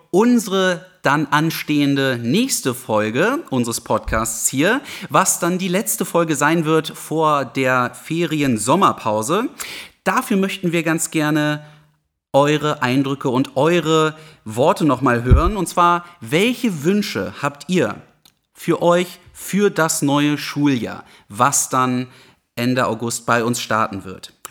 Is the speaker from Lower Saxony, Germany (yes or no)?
yes; Hermannsburg, Lower Saxony, Germany; im Rahmen von Pflegeeinrichtungen in meiner Heimatgemeinde Hermannsburg.